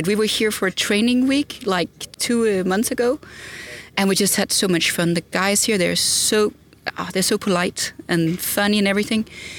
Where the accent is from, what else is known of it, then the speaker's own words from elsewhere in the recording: Denmark; Well, I'm from Denmark. Me and Julia, who's also at scrutineering here, are from Denmark with a Danish team.